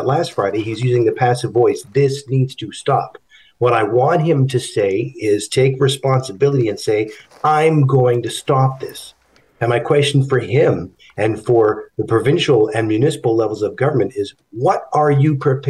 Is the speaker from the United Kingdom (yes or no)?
no; Canada; As a Jewish Canadian